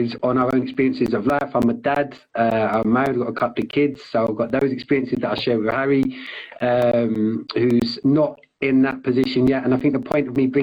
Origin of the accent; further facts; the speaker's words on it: London, United Kingdom; where I grew up in London